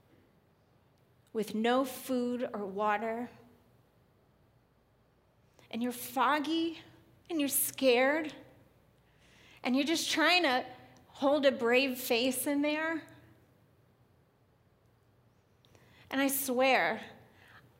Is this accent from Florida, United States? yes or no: no; New York, United States; moved away; I was born and raised in New York, right outside of New York City